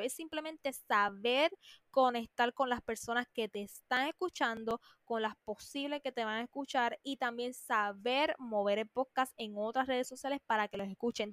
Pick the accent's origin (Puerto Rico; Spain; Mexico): Puerto Rico; como es mi país